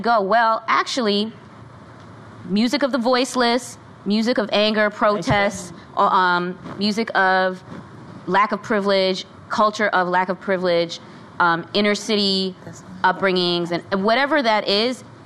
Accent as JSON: {"language": "English", "town": "Chicago", "region": "Illinois", "country": "United States", "said": "I'm from Chicago, so blues, mm-hmm. house music, that's what I was raised on."}